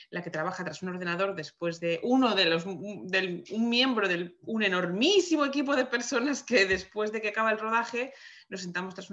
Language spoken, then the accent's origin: Spanish; Madrid, Community of Madrid, Spain; moved away as an adult; now in Vancouver, Canada; Soy, soy madrileña de nacimiento, estoy ahora mismo afincada en Vancouver. Eh, donde vivo y trabajo.